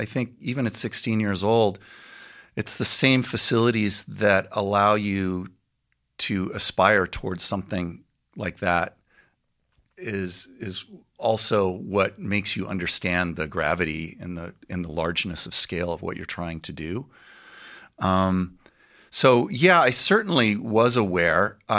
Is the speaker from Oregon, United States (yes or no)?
no; Claremont, California, United States; also born or lived in Newport Beach; No, I grew up in Claremont.